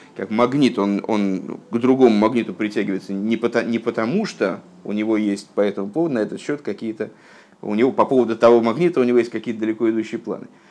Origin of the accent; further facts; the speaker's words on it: Russia; я, м, там, плохо говорю на, на иврите, скажем, потому что я, ну, родился в России